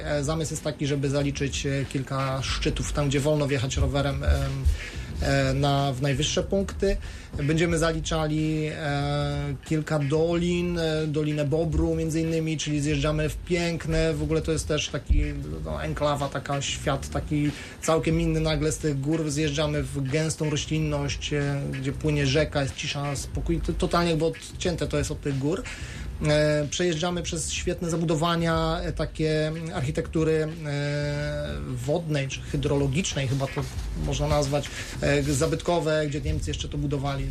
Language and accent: Polish; Szklarska Poręba, Lower Silesian Voivodeship, Poland; now in Wrocław, Poland; pochodzę ze Szklarskiej Poręby, tam wciąż mieszkają moi rodzice